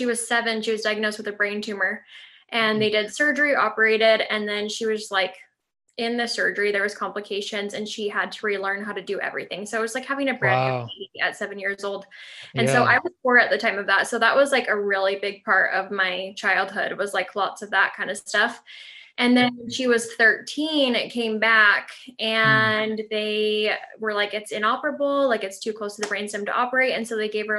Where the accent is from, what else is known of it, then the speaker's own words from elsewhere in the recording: Southern California, United States; I grew up in Southern California.